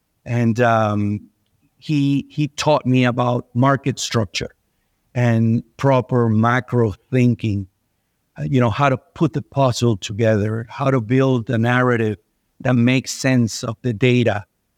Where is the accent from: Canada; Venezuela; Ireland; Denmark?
Venezuela; I was born and raised in Venezuela.